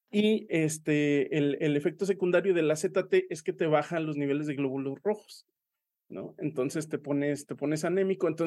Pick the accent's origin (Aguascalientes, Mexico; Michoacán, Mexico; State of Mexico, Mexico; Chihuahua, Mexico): Aguascalientes, Mexico; pero yo soy de Aguascalientes y en Aguascalientes somos muy persinados.